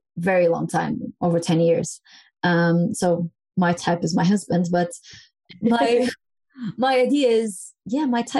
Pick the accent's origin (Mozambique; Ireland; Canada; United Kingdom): Mozambique; moved away as an adult; also born or lived in Angola; now in Portugal; I was born and raised in Mozambique in Africa. Then I came to Portugal when I was in university studying